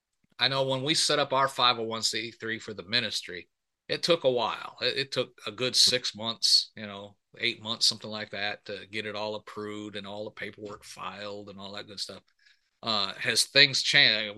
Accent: Michigan, United States; I was born and raised up in Michigan

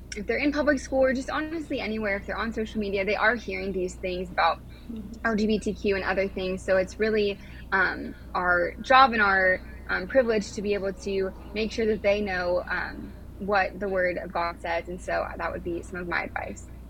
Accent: California, United States; moved away as an adult; now in Washington DC, United States

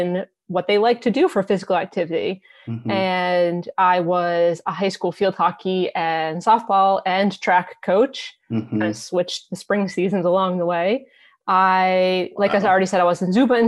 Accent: Massachusetts, United States; I am from Massachusetts

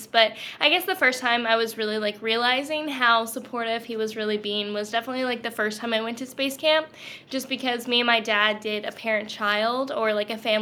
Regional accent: Louisiana, United States; growing up in Louisiana, everything was pretty normal. I'm definitely like full Southern Louisianian

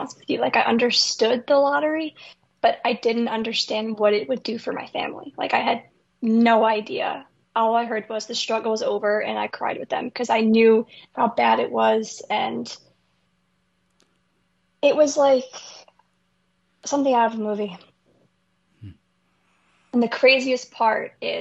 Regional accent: Port Jefferson, New York, United States; also born or lived in Miller Place, New York; we moved from Miller Place to Port Jefferson, New York

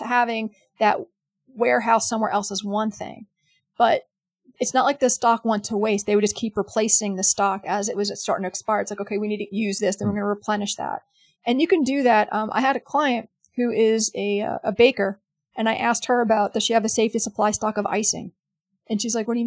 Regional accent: New York City, New York, United States; I'm from New York City, and I was there that day.

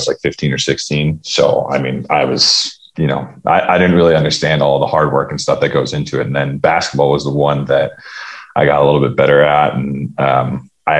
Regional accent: Downers Grove, Illinois, United States; Outside of Chicago, Downers Grove, Illinois was like, where I grew up, like Naperville area

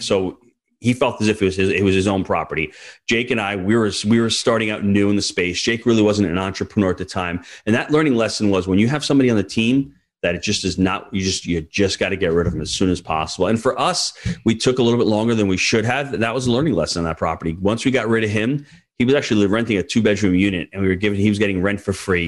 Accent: New York, United States; as a New Yorker

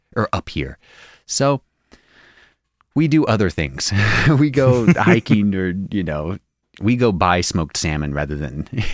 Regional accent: Spokane, Washington, United States; You know where I grew up in Spokane?

